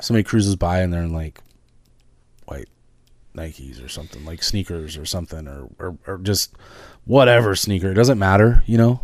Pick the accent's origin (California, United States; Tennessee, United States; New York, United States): California, United States; Northern; now in Oregon, United States; I grew up in Northern California with my dad